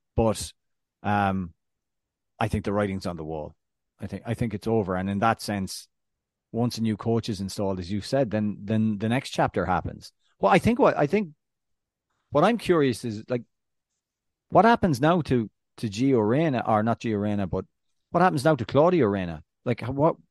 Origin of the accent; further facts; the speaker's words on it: Ireland; as an Irishman